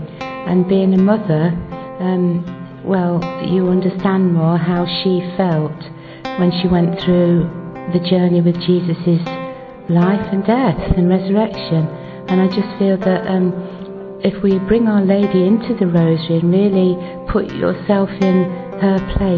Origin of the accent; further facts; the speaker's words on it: England, United Kingdom; I'm from England.